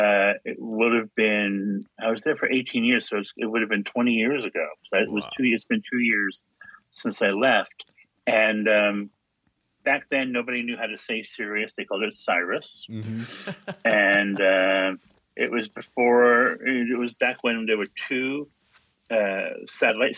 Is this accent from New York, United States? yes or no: yes; New York City, New York, United States; moved away as an adult; now in United Kingdom; I'm from the Bronx